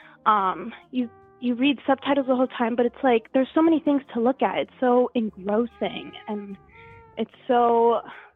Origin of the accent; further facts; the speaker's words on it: South Florida, United States; We live in South Florida now. I'm from South Florida, so it's nice to be close